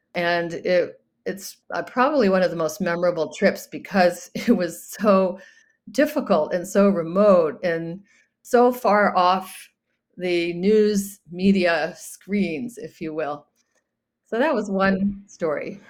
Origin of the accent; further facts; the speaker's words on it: United States; as an American